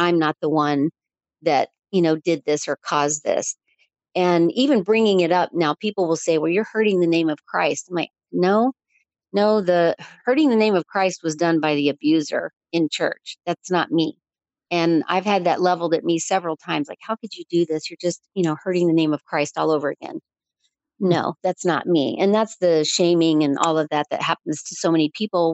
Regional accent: Chattanooga, Tennessee, United States; moved away; I was born in Chattanooga

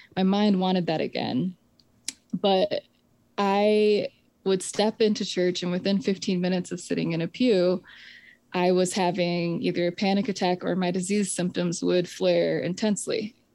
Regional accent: Michigan, United States; I grew up in the Presbyterian Church in America. And we, in Michigan, um, not on the Dutch Reform side of the state

